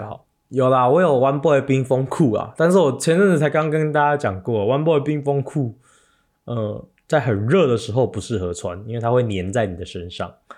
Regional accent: Taiwan; 我们台湾人的体质就是比较不怕热嘛

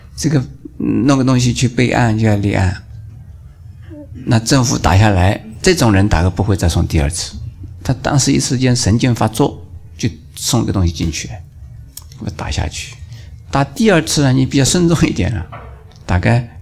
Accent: China; 我们中国人

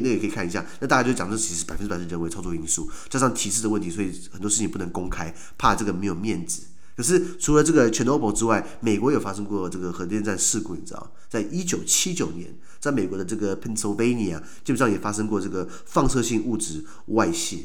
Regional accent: Taiwan; 我们台湾人

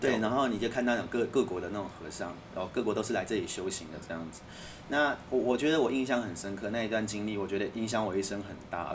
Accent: Taiwan; accent: Taiwanese; 他听我的口音就说：“你是台湾人吧？”我说是

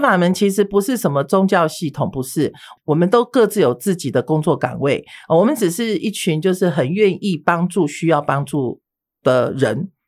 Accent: Taiwan; 我从小是出生于，我父母都是外省人，都是外省，都是嗯。大陆人哈。好，那我是出生在台湾的外省的第二代

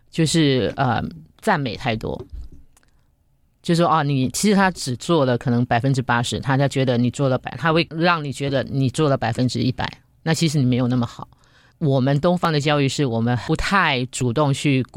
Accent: Yunlin County, Taiwan; moved away as an adult; now in Singapore; 我自己是从台湾来的，

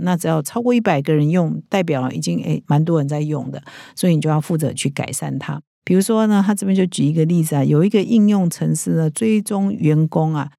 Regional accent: Taiwan; 我们台湾人

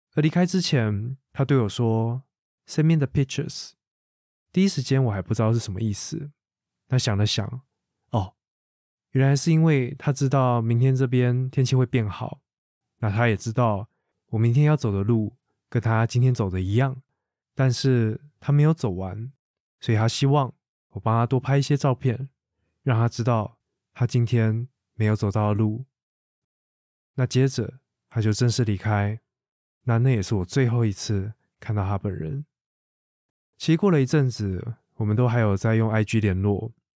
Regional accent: Taiwan; 台湾人是如何看待两岸的关系，以及我们到底是如何定义自己是什么样的人

